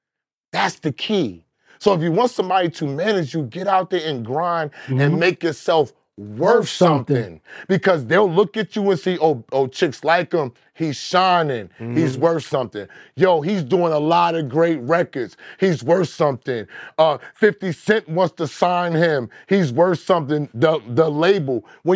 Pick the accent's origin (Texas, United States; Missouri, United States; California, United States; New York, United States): Texas, United States; Dallas; I grew up with Chaotic in Dallas in the same crib.